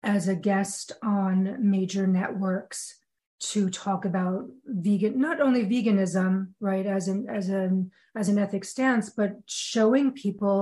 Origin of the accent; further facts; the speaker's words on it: New York, United States; I'm a New Yorker